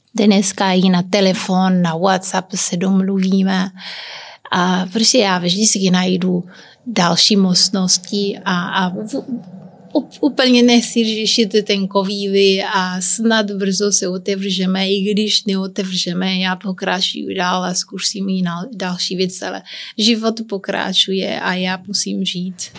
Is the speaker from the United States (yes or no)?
no; Santiago, Cape Verde; Czech is a second language; moved away as an adult; also born or lived in Liberec, Czech Republic; now in Czech Republic; já jsem se narodila na kaverách, ale já nejsem um, úplně kapverdianka, protože já jsem mix. A i když jsem tam se bydlela od 17 do 17 let